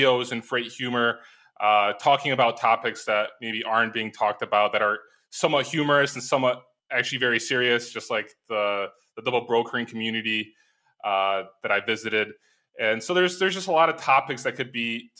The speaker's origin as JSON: {"language": "English", "town": "Chicago", "region": "Illinois", "country": "United States", "also_born_or_lived": "Ukraine", "moved": "as an adult", "lives_now": "Poland", "said": "Well, I live in Poland. I'm from Chicago originally"}